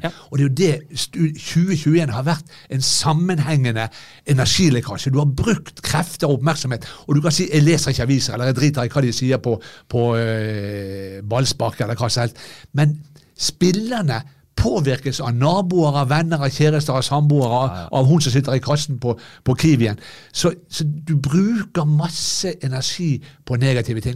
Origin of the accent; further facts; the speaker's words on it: Bergen, Vestland, Norway; jeg er bergenser